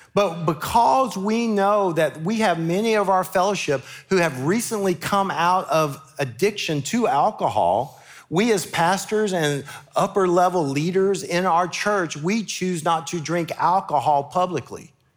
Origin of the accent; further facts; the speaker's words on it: Memphis, Tennessee, United States; now in Murfreesboro, United States; growing up in Memphis as a Baptist